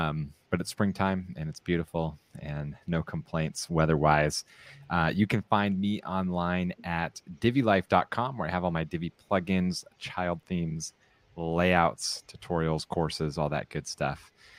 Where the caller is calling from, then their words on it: San Clemente, California, United States; I'm broadcasting from San Clemente, California, where it is the opposite of Sarah's weather.